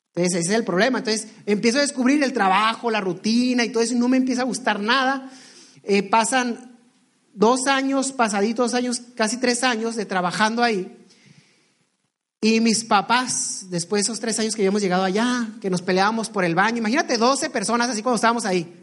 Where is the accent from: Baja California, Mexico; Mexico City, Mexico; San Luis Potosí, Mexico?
Baja California, Mexico; Ensenada; yo soy originario, bueno, somos originarios de Ensenada, Baja California.